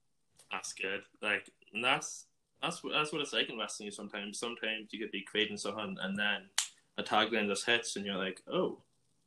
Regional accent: Ireland; I'm from Ireland and over here a warm day is as common as a comet.

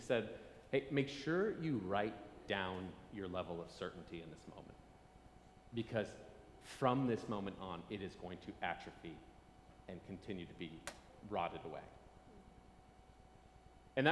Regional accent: Nebraska, United States; I'm from Nebraska. Wilderness is easy to find.

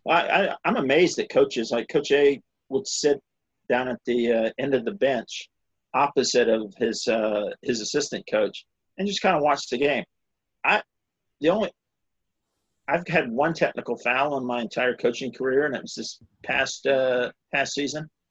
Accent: South Carolina, United States; I grew up in South Carolina

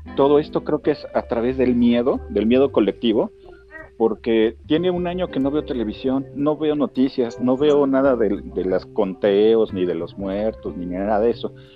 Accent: Mexico City, Mexico; also born or lived in Querétaro; soy originario de, la Ciudad de México, soy chilango

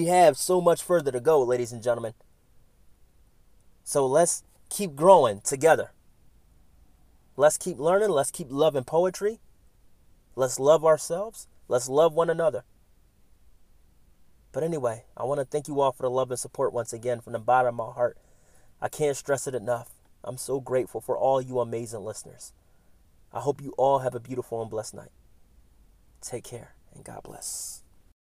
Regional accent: Philadelphia, Pennsylvania, United States; moved away; my hometown of Philadelphia.

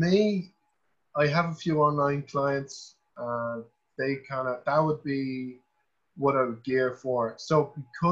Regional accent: Wicklow, Leinster, Ireland; I'm from Wicklow

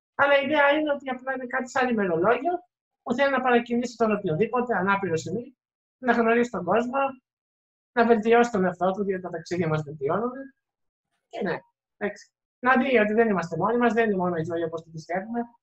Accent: Greece; είμαι Πολωνό, αλλά γεννήθηκα και εδώ στην Ελλάδα.

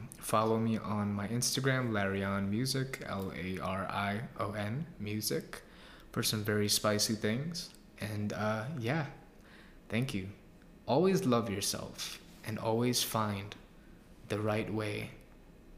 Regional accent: New York City, New York, United States; I'm from Queens

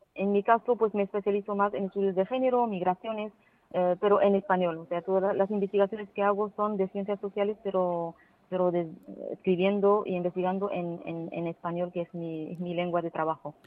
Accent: Morocco; also born or lived in Valencia, Spain; incorporarme a la universidad aquí en mi país para poder servir eh, a, mi país y a mi universidad y, a las mujeres de mi país precisamente.

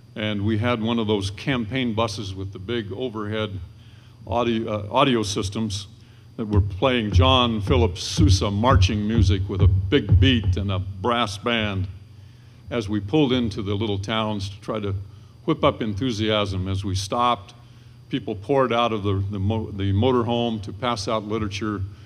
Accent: Lewiston, Idaho, United States; now in Boise, United States; growing up in Lewiston, as a fellow of junior high age

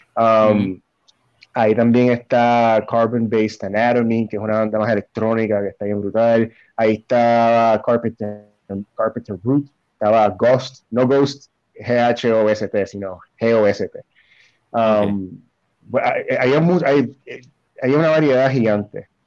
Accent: Puerto Rico

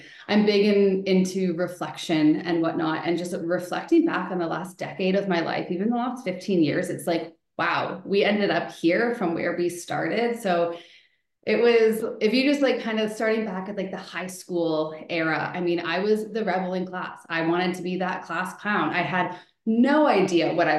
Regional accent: Elora, Ontario, Canada; also born or lived in Toronto; I'm from Elora area

